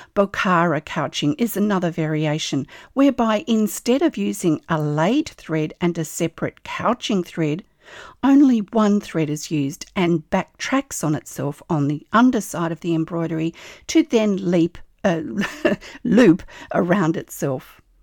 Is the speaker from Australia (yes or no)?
yes; Australia; I'm an Australian textile artist